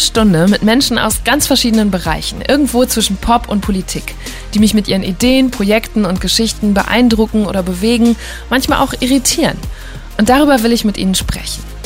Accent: Borken, North Rhine-Westphalia, Germany; Borken ist meine Heimatstadt

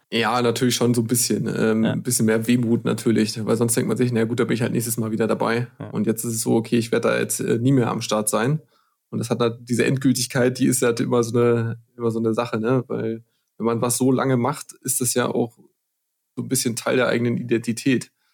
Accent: Clausthal-Zellerfeld, Lower Saxony, Germany; ich komme ja aus dem Harz, aus Kloster-Zellerfeld

